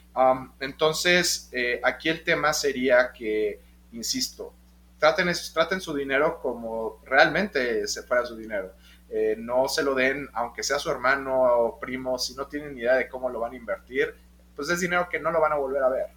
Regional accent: Mexico; todos los inversionistas y los GPs somos mexicanos

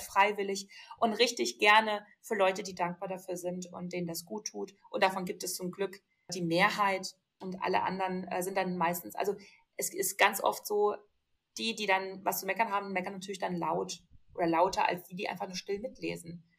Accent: Ruhr area, North Rhine-Westphalia, Germany; now in Augsburg, Germany; ich bin ja auch aus dem Ruhrgebiet

